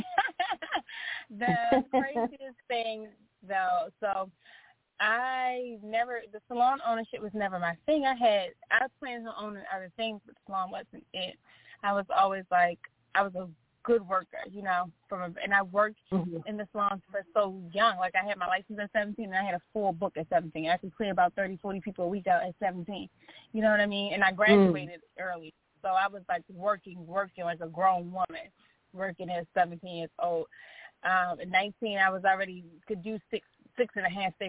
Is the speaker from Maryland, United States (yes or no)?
yes; Baltimore, Maryland, United States; I grew up in Baltimore, Maryland